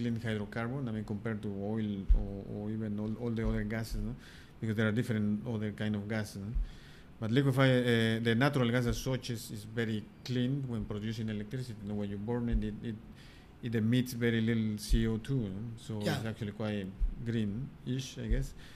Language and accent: English; Puebla, Mexico; English is a second language; moved away as an adult; also born or lived in Sheffield, United Kingdom / Aberdeen, Scotland / Madrid, Spain; I was born in Puebla